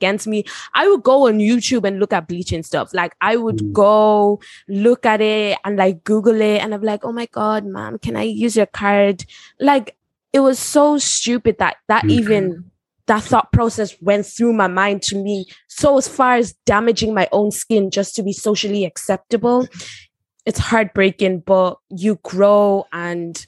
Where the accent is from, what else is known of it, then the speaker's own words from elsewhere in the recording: South Africa; moved away; I'm from South Africa